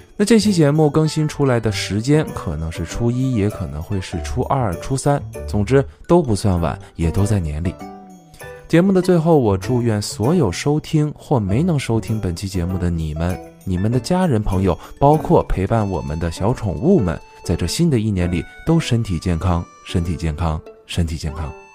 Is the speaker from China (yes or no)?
yes; southern China, China; 由于从小就生活在南方，没见过下雪，也没放过鞭炮